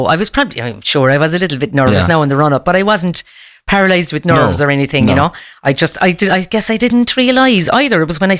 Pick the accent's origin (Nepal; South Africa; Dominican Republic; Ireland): Ireland; also born or lived in Kazakhstan; being Irish as well does help.